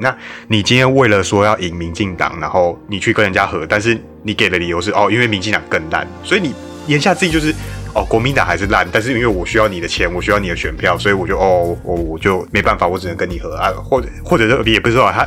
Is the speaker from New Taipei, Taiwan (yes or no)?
yes; New Taipei, Taiwan; 因为我是新北市民，我还是习惯讲侯市长的